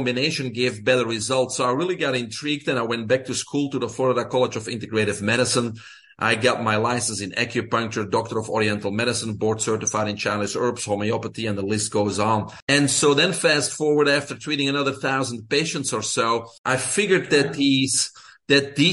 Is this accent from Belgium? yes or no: yes; Belgium; English is a second language; moved away as an adult; I'm originally from Belgium, small country in Europe